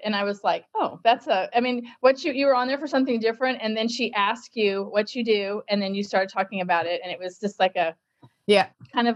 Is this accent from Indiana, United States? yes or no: no; Texas, United States; I am from Texas